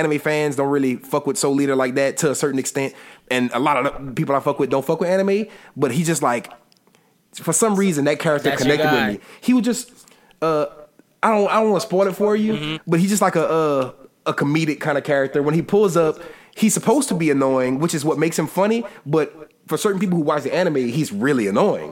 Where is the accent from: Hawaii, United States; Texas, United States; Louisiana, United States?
Louisiana, United States; I'm from Louisiana